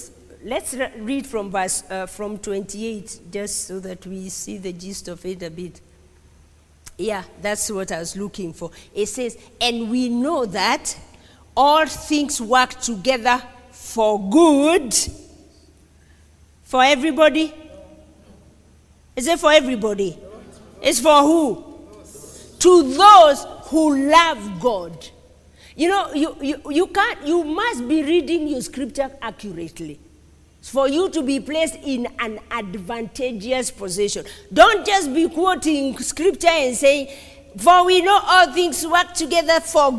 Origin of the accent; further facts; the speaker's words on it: Kenya; I'm a Kenyan